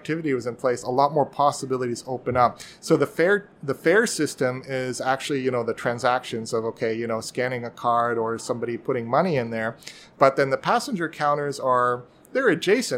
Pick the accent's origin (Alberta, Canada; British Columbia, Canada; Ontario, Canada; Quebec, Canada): British Columbia, Canada; Vancouver; I'm from Vancouver, Canada